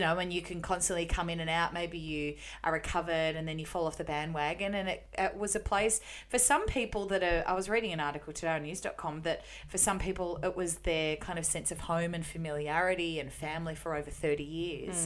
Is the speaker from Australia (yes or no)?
yes; Melbourne, Victoria, Australia; the suburb where I grew up in Melbourne.